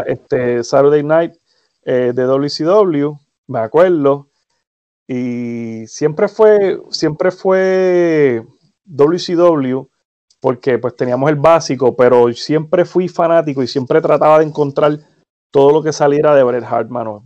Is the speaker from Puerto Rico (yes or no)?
yes; Humacao, Puerto Rico; moved away as an adult; now in United States; yo soy de Humacao, biuniversitaria en Humacao, eh, al frente de la UPR